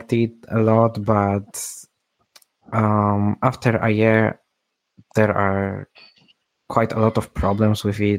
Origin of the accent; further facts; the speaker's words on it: Poland; I'm from Poland